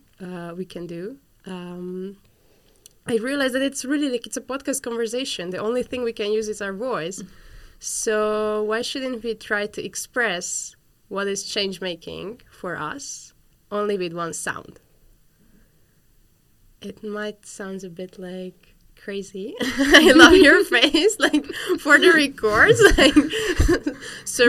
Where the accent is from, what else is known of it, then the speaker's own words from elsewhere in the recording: Hungary; now in Netherlands; I'm from Hungary